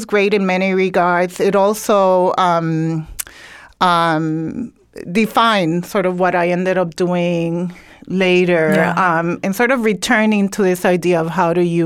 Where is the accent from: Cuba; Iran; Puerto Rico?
Puerto Rico; Ponce; now in Brooklyn, United States; I grew up in Puerto Rico, in Ponce, Puerto Rico